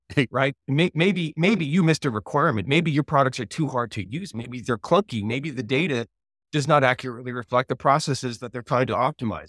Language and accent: English; Canada; I'm Canadian